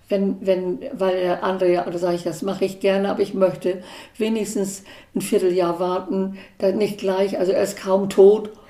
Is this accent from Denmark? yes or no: yes; Denmark; Und die ich war ja aus Dänemark